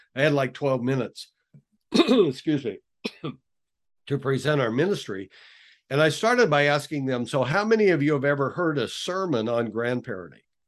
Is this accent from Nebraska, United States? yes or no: yes; western Nebraska, United States; I grew up on the Cattle Ranch in western Nebraska